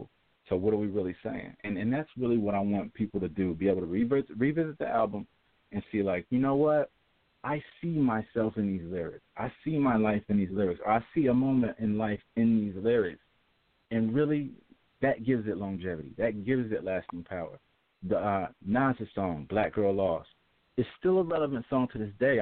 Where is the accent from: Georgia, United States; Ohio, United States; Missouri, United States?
Ohio, United States; Ohio, my home state, Ohio